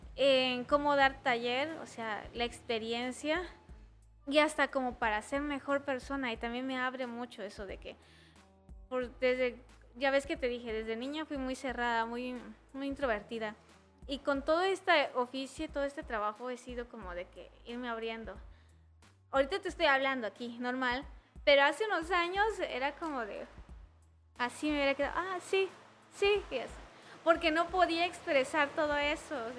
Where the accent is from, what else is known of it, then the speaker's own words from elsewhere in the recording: Tapachula, Chiapas, Mexico; now in Tuxtla Gutiérrez, Mexico; soy de Tapachula